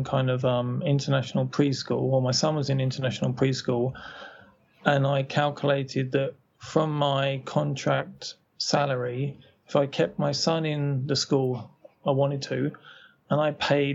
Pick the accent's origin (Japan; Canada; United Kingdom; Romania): United Kingdom; moved away as an adult; I was born in Britain, and I grew up there until I left when I was about 22.